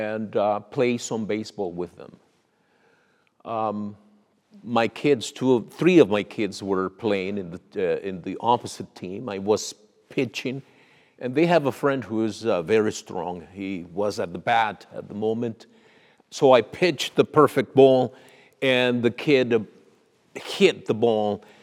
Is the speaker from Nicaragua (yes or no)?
yes; Nicaragua; now in Canada; I was born in Nicaragua